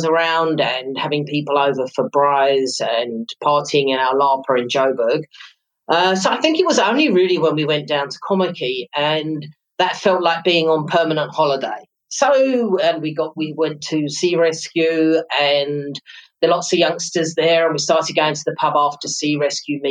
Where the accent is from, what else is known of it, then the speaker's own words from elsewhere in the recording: London, United Kingdom; moved away as an adult; now in South Africa; I was born in London, came to South Africa in December 1991.